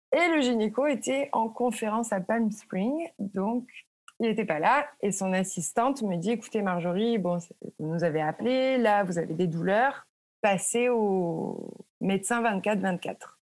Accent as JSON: {"language": "French", "country": "France", "moved": "as an adult", "lives_now": "United States", "said": "en tant que Français"}